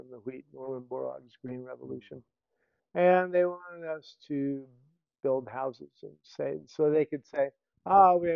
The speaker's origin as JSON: {"language": "English", "town": "Banámichi", "region": "Sonora", "country": "Mexico", "said": "So I'm coming from Banamichi in Rio Sonora and that you know background."}